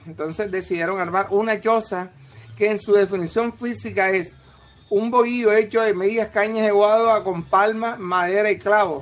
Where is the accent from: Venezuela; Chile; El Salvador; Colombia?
Colombia; Barranquilla, Atlántico; yo llegué a la ciudad de Barranquilla a la edad de 10 años y me convertí en barranquillero de alma, vida, corazón y sentimiento